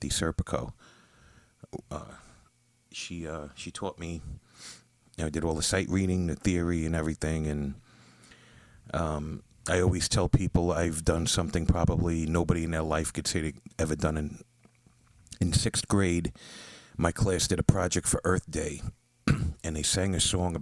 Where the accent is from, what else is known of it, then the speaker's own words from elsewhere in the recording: New York City, New York, United States; Born and raised in Ozone Park, Queens